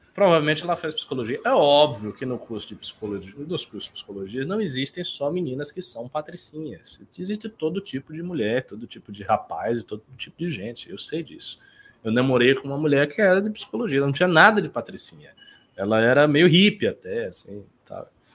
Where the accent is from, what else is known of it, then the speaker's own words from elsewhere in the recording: Salvador, Bahia, Brazil; na minha cidade natal, em Salvador